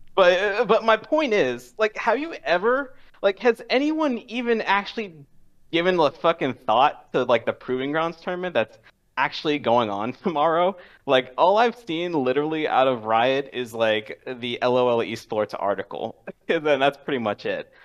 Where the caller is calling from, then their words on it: Washington, District of Columbia, United States; calling from D C